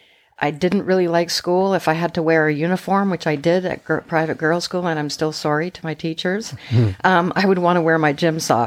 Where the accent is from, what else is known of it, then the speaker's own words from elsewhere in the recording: Montreal, Quebec, Canada; also born or lived in Tønsberg, Norway; now in Vancouver Island, Canada; I was born in Norway, born in Tønsberg, Norway. And then my parents immigrated to Canada when I was a year old, initially to Montreal, but I live on Vancouver Island in British Columbia